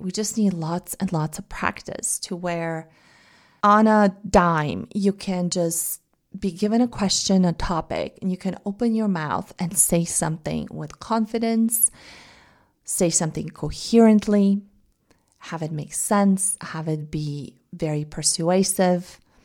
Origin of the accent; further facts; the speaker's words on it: Bulgaria; English is a second language; now in United States; say I go back to Bulgaria, they ask me, they, they tell me I have an accent speaking in Bulgarian, at least for the first couple of days after I've arrived home